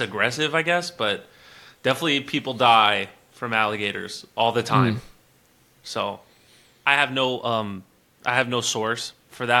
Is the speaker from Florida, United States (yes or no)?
yes; Florida, United States; I'm from Florida